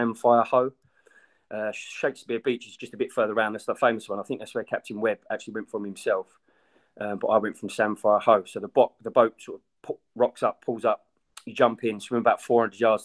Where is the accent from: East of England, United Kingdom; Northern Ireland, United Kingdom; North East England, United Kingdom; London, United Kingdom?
East of England, United Kingdom; Brentwood; I'm from Brentwood. I'm about 36.